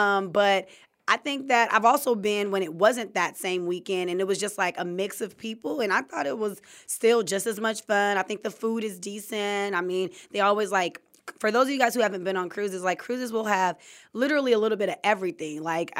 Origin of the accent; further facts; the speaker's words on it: California, United States; I'm from Cali, so we go to like Mexico and back.